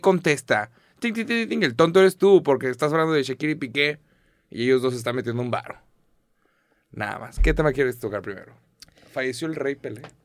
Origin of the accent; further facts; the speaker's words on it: Mexico; soy mexicano